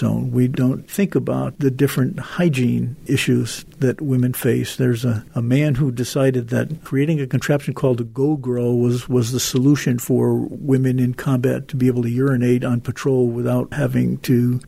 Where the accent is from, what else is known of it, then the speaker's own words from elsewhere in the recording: Waterbury, Connecticut, United States; my growing up in Waterbury, son of an Italian immigrant